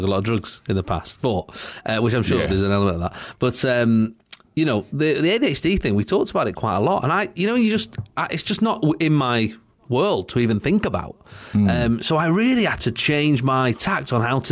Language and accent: English; Salford, North West England, United Kingdom; me and Shaun are from the same town. We're both from Salford